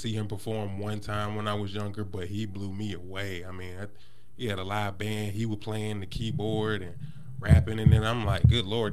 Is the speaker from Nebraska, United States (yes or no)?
no; Greensboro, North Carolina, United States; now in Asheboro, United States; I'm originally from Greensboro.